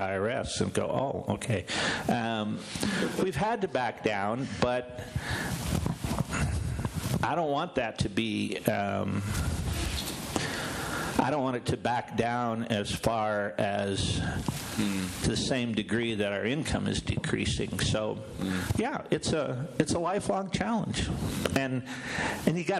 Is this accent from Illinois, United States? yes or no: yes; Illinois, United States; also born or lived in South Florida; now in Denver, United States; I was from Illinois